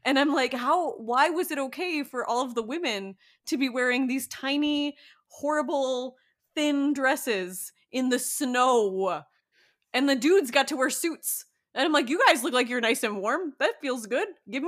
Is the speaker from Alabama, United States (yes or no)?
no; Miami, Florida, United States; also born or lived in Chicago; I am from Miami. I went to high school in Chicago